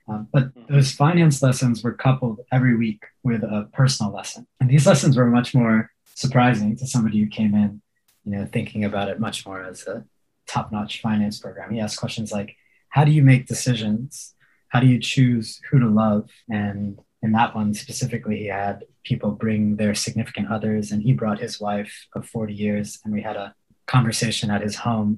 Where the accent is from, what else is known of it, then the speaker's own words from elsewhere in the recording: Houston, Texas, United States; I grew up in Houston